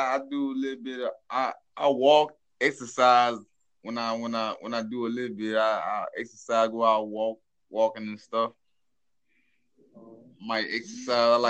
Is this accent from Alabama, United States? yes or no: no; Louisiana, United States